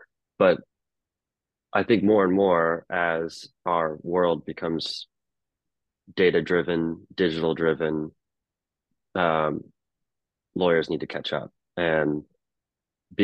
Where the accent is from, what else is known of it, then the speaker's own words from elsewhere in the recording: Anchorage, Alaska, United States; But growing up in Alaska, like the baseball season is like only about 3 months compared to in the lower 48